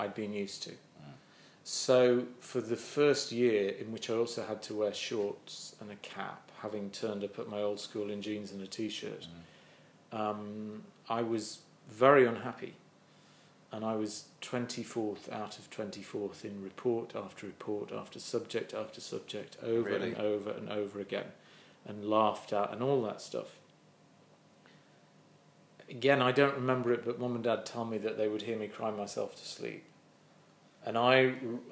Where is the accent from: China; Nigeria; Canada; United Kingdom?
United Kingdom; Sheffield, Yorkshire and the Humber; I'm from Sheffield.